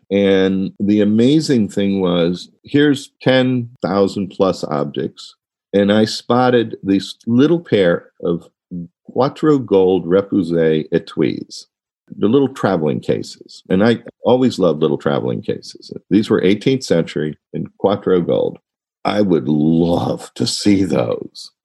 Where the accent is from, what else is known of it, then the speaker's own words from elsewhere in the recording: Washington, District of Columbia, United States; also born or lived in Ohio; we moved to Washington, D.C. in 1962